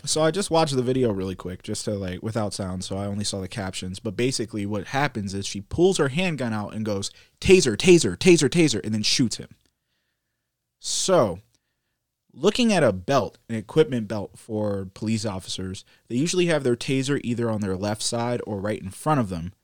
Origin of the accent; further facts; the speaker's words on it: Maryland, United States; moved away; also born or lived in Virginia; we were raised in Maryland and kinda, like, moved slowly south towards Virginia.